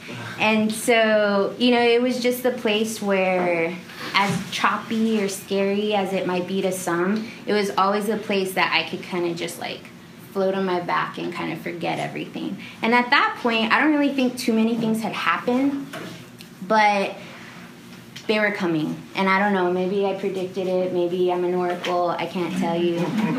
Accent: San Antonio, Texas, United States; growing up in San Antonio or South Texas

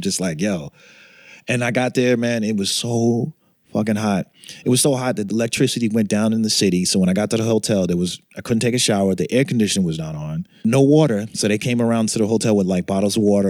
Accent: Boston, Massachusetts, United States; growing up in Boston

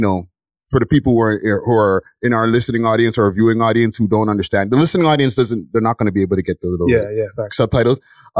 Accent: Montreal, Quebec, Canada; moved away as an adult; now in Toronto, Canada; I'm from Montreal originally, okay?

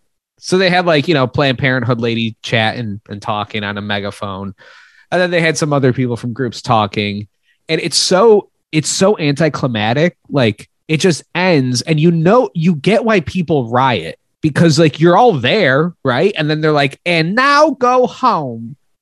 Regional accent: Spain; And I was like, I don't know. No, I'm from Spain.

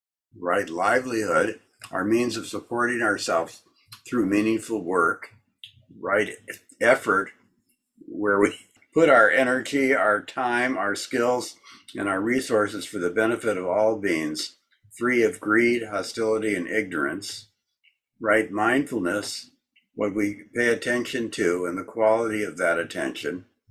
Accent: Wisconsin, United States; I come from the kitchen. I come from Wisconsin. I come from parents locked in struggle. I come from the country. I come from Austin.

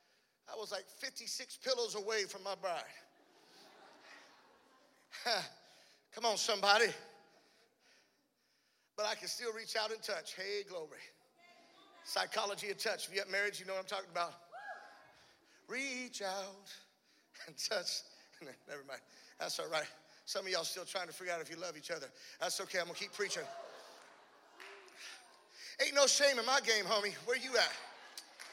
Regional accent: South Louisiana, United States; I'm from South Louisiana

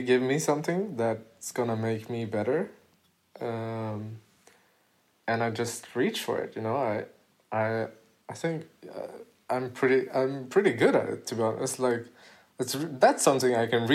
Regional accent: Gothenburg, Västra Götaland, Sweden; in my city, in my hometown, Gothenburg

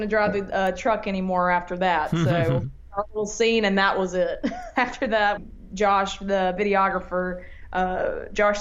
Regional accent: Montgomery, Alabama, United States; also born or lived in Georgia / Nashville, Tennessee; So I was born in Georgia, but when my parents moved when I was 6 months old to Montgomery, Alabama, and I grew up there.

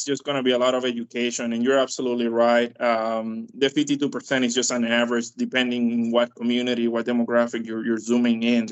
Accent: Dominican Republic; now in United States; I am from Dominican Republic

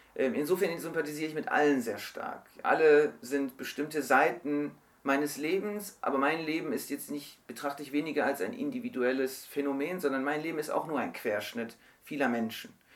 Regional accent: Germany; bin in Deutschland geboren, Deutschland aufgewachsen, meine Family kommt aus der Türkei

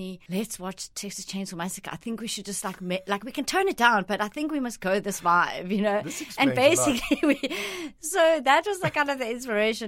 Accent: South Africa; born or raised there; English is a second language; also born or lived in Italy

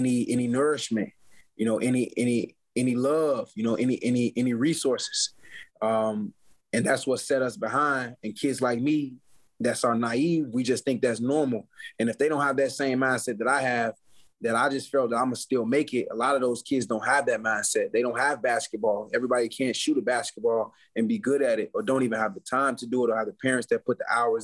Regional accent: Chicago, Illinois, United States; growing up in Chicago through poverty

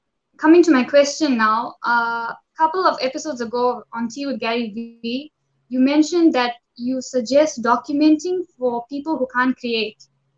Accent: Durban, KwaZulu-Natal, South Africa; I'm from South Africa.

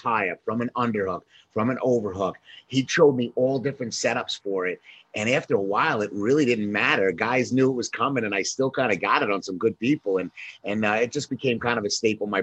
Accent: Patchogue, New York, United States; We grew up in Patchogue, New York

